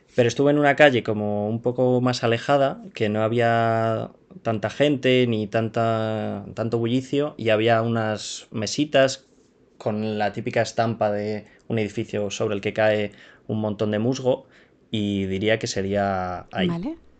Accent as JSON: {"language": "Spanish", "town": "Madrid", "region": "Community of Madrid", "country": "Spain", "tie": "born or raised there", "said": "yo soy español, nací en Madrid y he vivido toda, toda mi vida aquí en Madrid"}